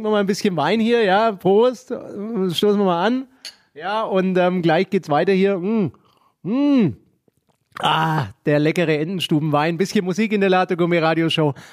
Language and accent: German; Nuremberg, Bavaria, Germany; ich bin ja auch ein Nürnberger und ich finde es toll, muss ich sagen, was wir hier in Nürnberg haben.